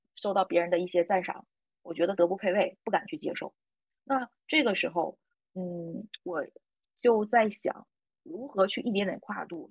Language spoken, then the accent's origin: Chinese; Northeast China, China; accent: Northeastern (Dongbei) dialect; 我们东北话经常说嘛